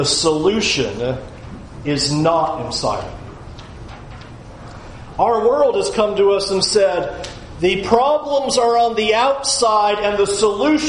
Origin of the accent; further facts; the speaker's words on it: San Diego, California, United States; moved away as an adult; also born or lived in Tampa; I grew up in San Diego